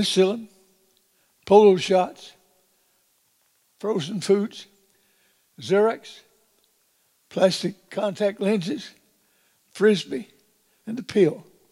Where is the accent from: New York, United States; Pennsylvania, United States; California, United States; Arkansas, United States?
Arkansas, United States; Big Flat; I was born and raised in the Ozark Mountains